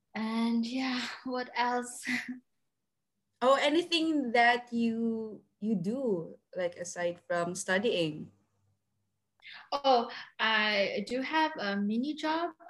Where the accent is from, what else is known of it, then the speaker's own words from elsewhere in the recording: Cagayan de Oro, Northern Mindanao, Philippines; moved away as an adult; now in Germany; I've been living here in Germany for more than a year now, but I come from Cagayan de Oro, Philippines.